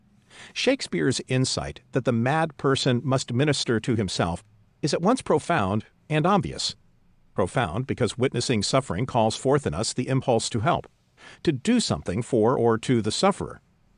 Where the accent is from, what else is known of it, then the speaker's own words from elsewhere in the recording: Budapest, Hungary; English is a second language; Growing up in Budapest in the 1920s, I learned about the famous 19th century Hungarian obstetrician Ignaz Semmelweis